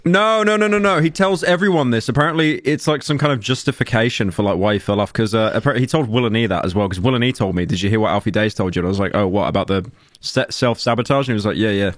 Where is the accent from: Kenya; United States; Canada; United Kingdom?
United Kingdom; I'm British